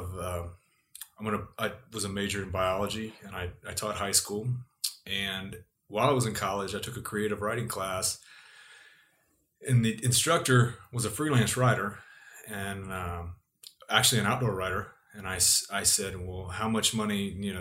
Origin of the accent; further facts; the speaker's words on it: Southern Ohio, United States; I grew up in Southern Ohio